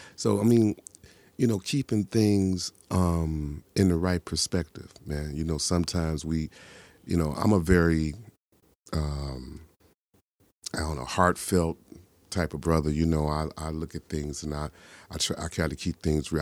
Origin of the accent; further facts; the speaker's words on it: Chicago, Illinois, United States; I'm from the South Side of Chicago